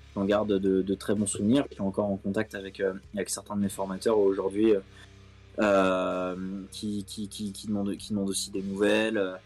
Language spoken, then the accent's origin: French; Chelles, Île-de-France, France; j'ai grandi à Shell dans 77